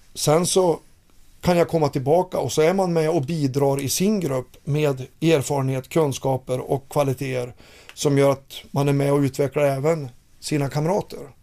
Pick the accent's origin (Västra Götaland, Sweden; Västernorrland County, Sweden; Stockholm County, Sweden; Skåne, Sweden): Västernorrland County, Sweden; Fränsta; moved away; Jag jagar älg i mina hemtrakter uppe i Fränsta